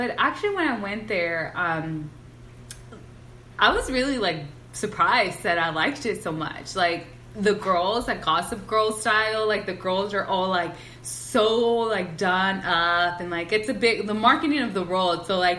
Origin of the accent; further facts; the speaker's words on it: California, United States; because we're from Southern California, exactly.